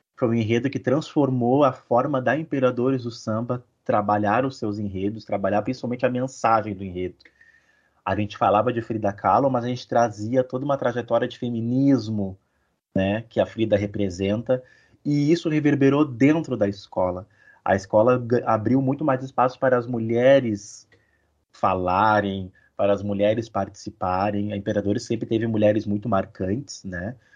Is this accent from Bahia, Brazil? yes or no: no; São Leopoldo, Rio Grande do Sul, Brazil; Eu sou de São Leopoldo, sou natural daqui, moro aqui ainda